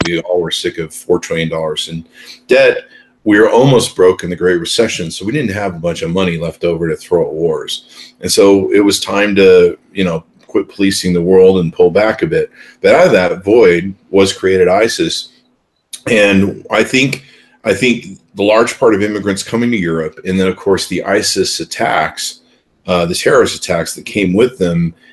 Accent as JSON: {"language": "English", "country": "United States", "said": "an American citizen"}